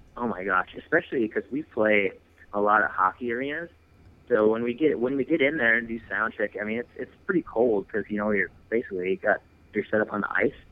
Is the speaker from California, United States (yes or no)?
no; Wisconsin, United States; I grew up in Wisconsin, uh, west west central, so between like Eau Claire and Lacrosse.